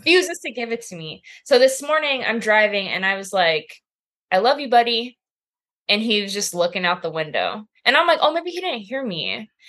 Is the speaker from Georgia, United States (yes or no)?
no; Temecula, California, United States; moved away as an adult; also born or lived in San Jose, California; now in Chicago, United States; I'm from California